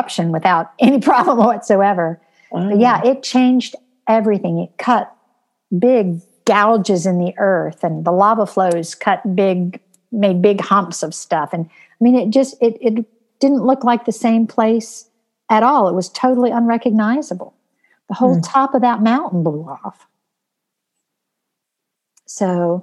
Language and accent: English; Florida, United States; I grew up in Florida, and sometimes it would rain so hard it would hurt if you were out in it